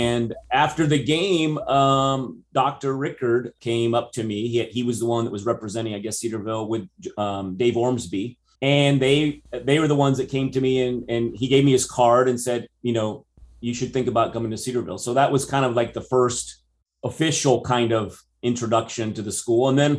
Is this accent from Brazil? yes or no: yes; Brazil; English is a second language; now in United States; Well, I think growing up in American high school in Brazil, I always had this dream of coming to America and being in America. But I will say that it actually, surprisingly, even though I can speak English, you don't detect an accent or anything, but I am Brazilian.